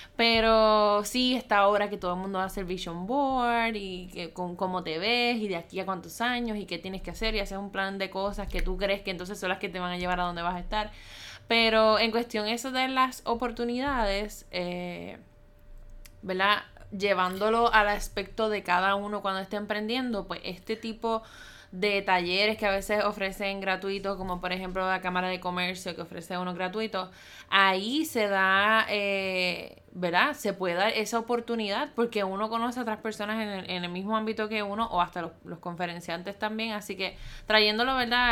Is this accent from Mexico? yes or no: no; Puerto Rico; soy de Puerto Rico